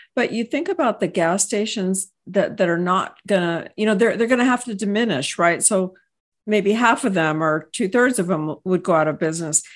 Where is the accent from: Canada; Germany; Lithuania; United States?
United States; Texas; I hail from Texas